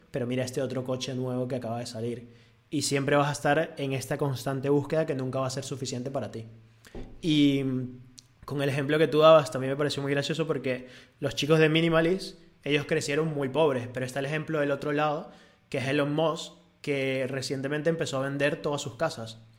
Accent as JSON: {"language": "Spanish", "country": "Venezuela", "moved": "yes", "lives_now": "Spain", "said": "cuando yo me vine de Venezuela, yo comparaba España con Venezuela y yo aquí estoy feliz"}